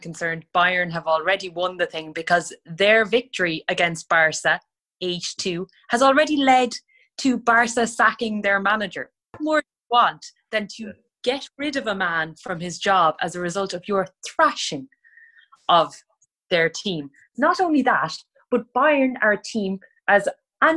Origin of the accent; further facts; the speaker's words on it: Ireland; I'm from Rosspray.